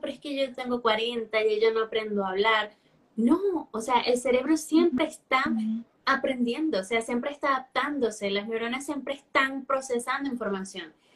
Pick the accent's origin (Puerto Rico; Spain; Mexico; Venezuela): Venezuela; first language Spanish; now in Chile; soy nativa de español, soy de Venezuela pero vivo en Chile